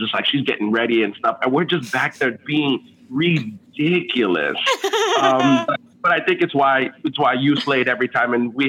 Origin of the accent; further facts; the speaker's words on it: Miami, Florida, United States; English is a second language; So I grew up in Miami, and so Disney World was just like right up the road, like about mm-hmm. 3.5-4 hours away.